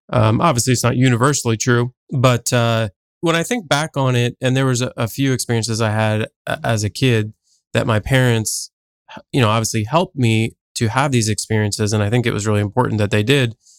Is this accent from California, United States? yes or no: no; New Jersey, United States; now in Columbus, United States; I actually grew up on the East Coast, uh, so I grew up in New Jersey